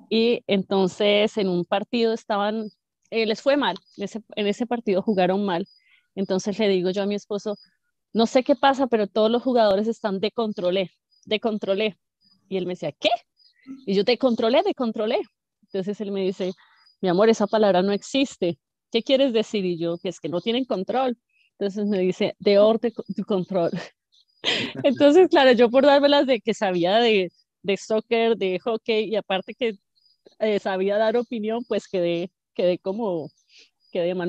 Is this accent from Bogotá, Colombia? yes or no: yes; Bogotá, Colombia; now in Canada; Todos los rolos, los rolos, la gente que somos de Bogotá